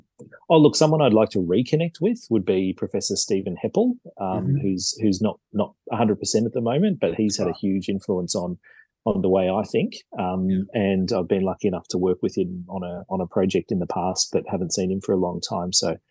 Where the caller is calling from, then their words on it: Parramatta, New South Wales, Australia; So I live actually just up the road from my school, really. So in near Parramatta in New South Wales.